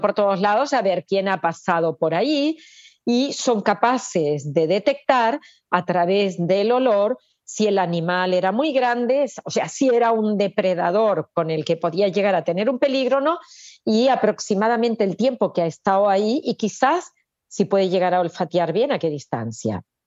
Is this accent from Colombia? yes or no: no; Argentina; moved away as an adult; now in Barcelona, Spain; yo nací en Argentina, viví allá, vine aquí